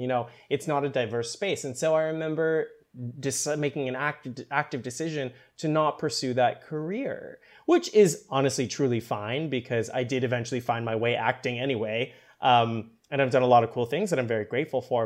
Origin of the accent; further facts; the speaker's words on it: Canada; I was born in Canada